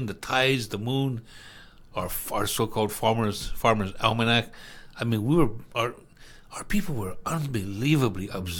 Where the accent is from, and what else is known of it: Hawaii, United States